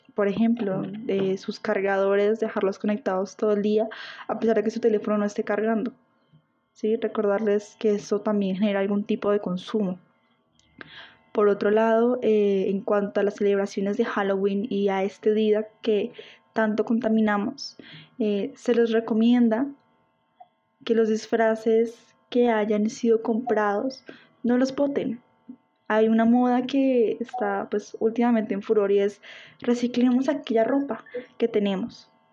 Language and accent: Spanish; Colombia